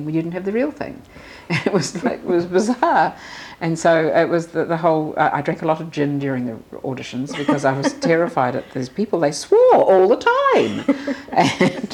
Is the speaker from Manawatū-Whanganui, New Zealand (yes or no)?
yes; Palmerston North, Manawatū-Whanganui, New Zealand; moved away; also born or lived in Auckland; I grew up in Palmerston North